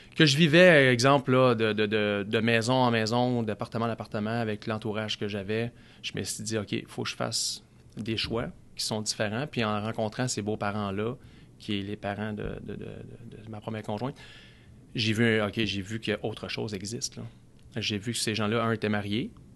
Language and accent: French; Gatineau, Quebec, Canada; also born or lived in Saint-Jérôme; on est arrivé dans l'Outaouais. J'avais plus ou moins 10 ans.